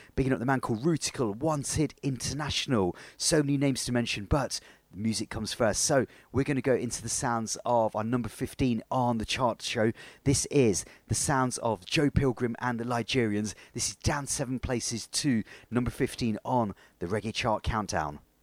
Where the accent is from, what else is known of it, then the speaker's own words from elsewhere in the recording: Leicester, East Midlands, United Kingdom; here in my hometown of Leicester